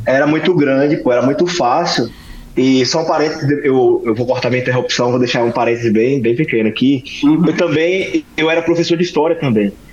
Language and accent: Portuguese; Aracaju, Sergipe, Brazil; eu sou de Aracaju, Sergipe